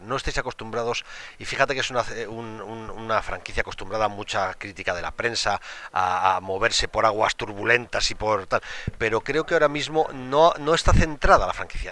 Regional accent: Valladolid, Castile and León, Spain; yo soy del Pucela porque nací en Valladolid

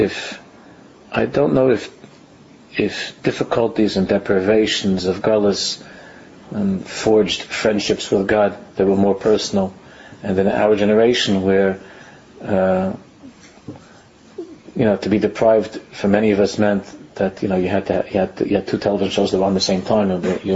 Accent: New York City, New York, United States; I grew up in Queens

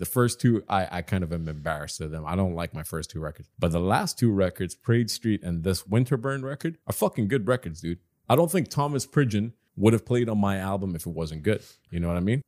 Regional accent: Doha, Qatar; also born or lived in Dubai, United Arab Emirates; I was born and raised in Qatar, and I grew up in Dubai as well. But, you know, these are my hometowns

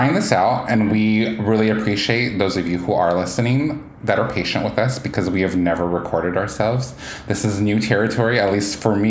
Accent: Northwest, Pacific Northwest, United States; we're both from the Northwest. I am first generation in America. And so my cultural background is unique in the fact that I grew up in the Orthodox faith, but then later on became more, I guess, what most people would call Protestant Christian.

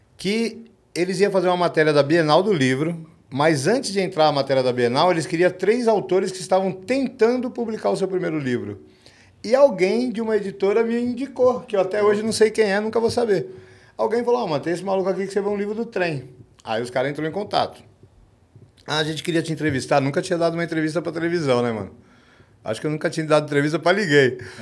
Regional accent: São Paulo, Brazil; eu sou aqui da ZL

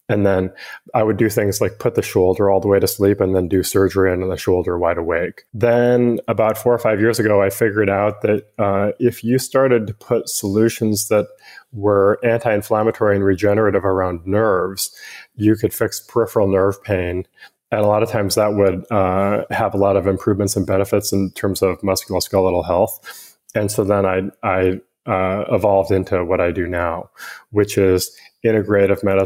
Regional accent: Western Montana, United States; moved away as an adult; also born or lived in Washington; now in San Francisco Bay Area, United States; I grew up in Western Montana

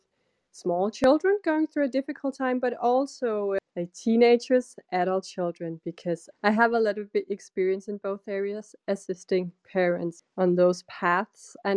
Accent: Denmark; I'm from Denmark

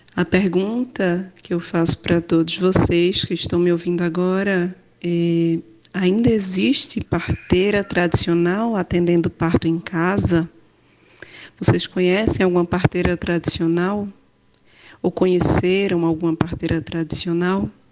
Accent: Juazeiro do Norte, Ceará, Brazil; Nasci em Juazeiro do Norte

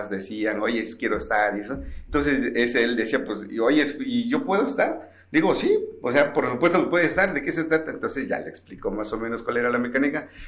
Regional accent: San Jerónimo Nochita, Oaxaca, Mexico; San Jerónimo Nochita, que es la comunidad de donde yo soy.

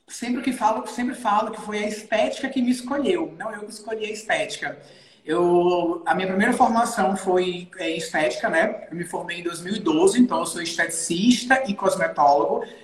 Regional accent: Natal, Rio Grande do Norte, Brazil; Eu sou aqui de Natal, Rio Grande do Norte. A minha clínica é aqui. Eu sou nascido e criado aqui em Natal.

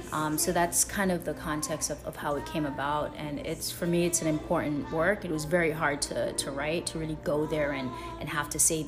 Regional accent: Jamaica; moved away; when I came here from Jamaica, it was a really hard process in kind of being thrown into a history and a culture that I didn't know much about

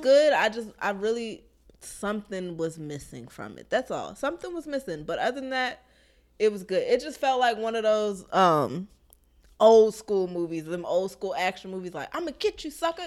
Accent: Maryland, United States; moved away as an adult; now in Georgia, United States; I'm from Maryland, so snow does not scare me

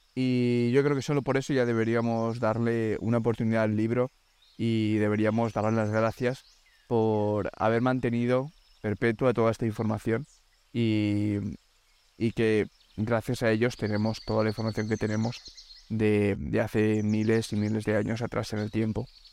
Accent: Alicante, Valencian Community, Spain; moved away as an adult; now in Denmark; Llevo tres años viviendo en Dinamarca y vengo de Alicante, de España

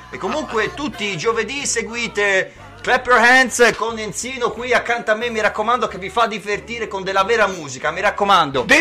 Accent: Pistoia, Tuscany, Italy; perché io sono l'unico che non è di qui proprio, io vengo da di là da Pistoia, non sono di Montecatini o Pescia io.

